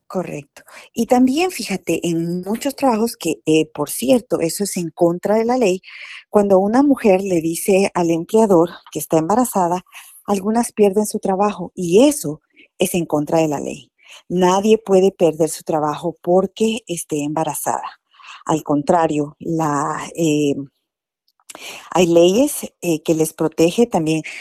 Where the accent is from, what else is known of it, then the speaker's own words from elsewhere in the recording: Guatemala; now in United States; decimos en Guatemala